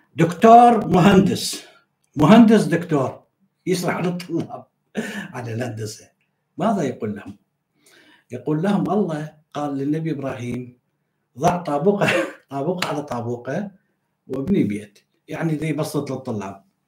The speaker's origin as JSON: {"language": "Arabic", "country": "Iraq", "said": "انا كعراقي"}